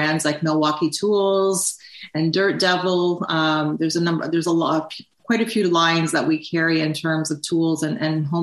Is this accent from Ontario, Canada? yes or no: yes; Toronto, Ontario, Canada; I grew up in Toronto, spent my whole life in Toronto, and I was actually a first-generation Canadian and grew up with immigrant parents